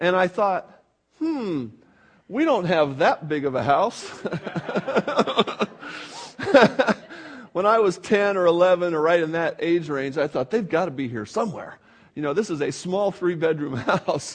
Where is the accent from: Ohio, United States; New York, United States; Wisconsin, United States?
New York, United States; Buffalo; moved away; I was born in New York, where the snow gets considerably deep, you know, in the Buffalo zone